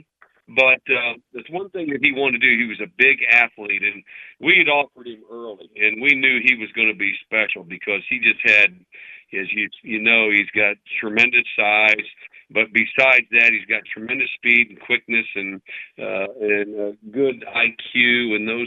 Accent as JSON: {"language": "English", "town": "St. Louis", "region": "Missouri", "country": "United States", "tie": "born or raised there", "moved": "yes", "said": "I'm a Midwest guy. I grew up in St. Louis and outside of St. Louis"}